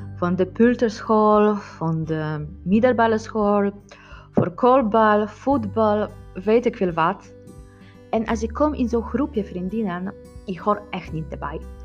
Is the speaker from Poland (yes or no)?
yes; Poland; Dutch is a second language; moved away as an adult; now in Netherlands; Hoe ik ervaar moederschap als een Poolse vrouw in Nederland